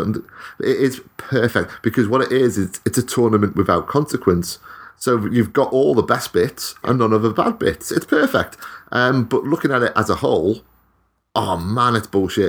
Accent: Wales, United Kingdom; I'm Welsh.

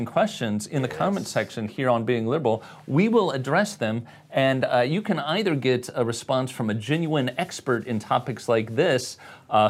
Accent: Chicago, Illinois, United States; moved away; I spent a lot of my developing years in Chicago. I say it like I'm from Chicago

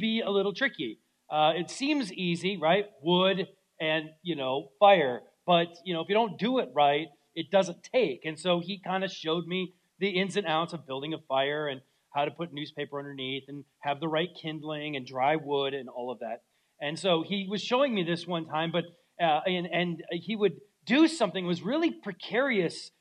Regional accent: Minnesota, United States; moved away; growing up in Minnesota could be harsh in the winter times

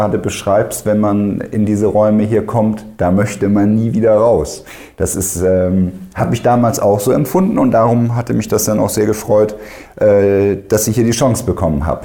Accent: Bremen, Germany; born there; ich bin gebürtiger Bremer, darum, wenn wir denn mal irgendwann zum Lieblingsverein kommen, ist natürlich klar Werder Bremen.

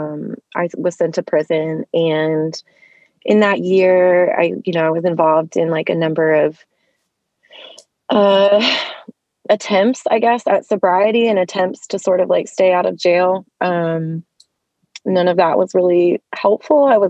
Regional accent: Cincinnati, Ohio, United States; also born or lived in Columbus, Ohio; Pretty much grew up in the Cincinnati area

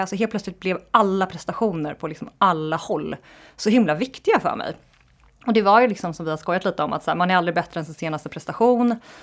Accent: Lidingö, Stockholm County, Sweden; jag är uppvuxen i Stockholm, på Lidingö, en förort utanför Stockholm

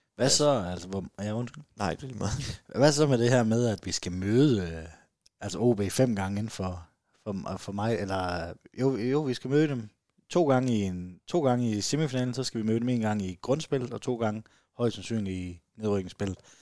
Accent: Southern Jutland, Southern Denmark, Denmark; jeg er sønderjyde

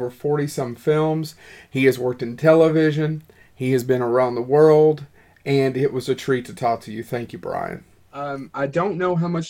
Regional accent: Eastern Kentucky, United States; also born or lived in Lexington, Kentucky; Well, we are actually both from Eastern Kentucky. I don't know how familiar you are with Kentucky, but we both grew up in the mountains, which is probably, you can hear our accents as well, obviously, but we both grew up in the mountains.

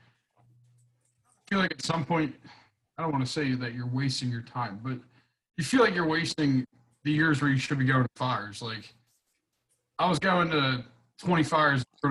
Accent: West Chester, Pennsylvania, United States; I grew up in Westchester, PA. I'm third generation there.

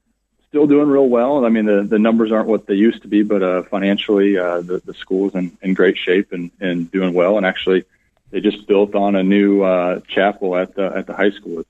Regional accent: Algona, Iowa, United States; growing up in Algona, family friends of ours own the funeral home in Algona.

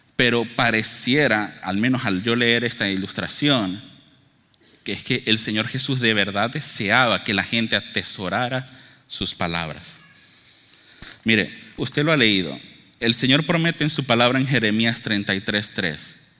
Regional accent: Venezuela; moved away; yo soy originario de Venezuela.

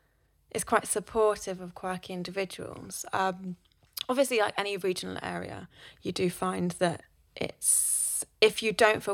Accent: South West England, United Kingdom; now in London, United Kingdom; Whenever I came up from Cornwall, I loved the fact that people just had blinkers on and would just go and do their thing. Whereas people from Cornwall would be like, oh, I hate that.

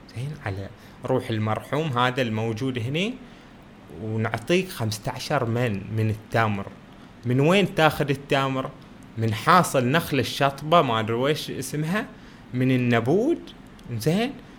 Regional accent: Bahrain; بلادنا البحرين

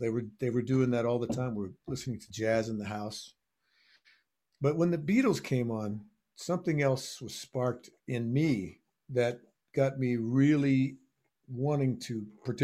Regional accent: Texas, United States; moved away; also born or lived in Miami; I was growing up in Texas

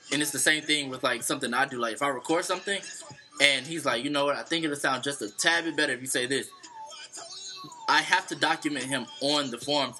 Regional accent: St. Louis, Missouri, United States; now in Atlanta, United States; I'm originally from St. Louis, Missouri.

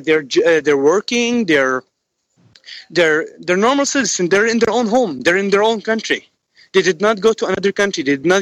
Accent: Fresno, California, United States; born there; as you said. I was born in Fresno, California. My mom's pure American, my dad's Syrian. I lived through the whole crisis in Syria.

